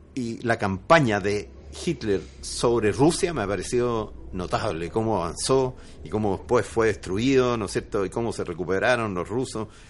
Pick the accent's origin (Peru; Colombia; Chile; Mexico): Chile; Y además chileno. Sí, porque yo nací en Chile.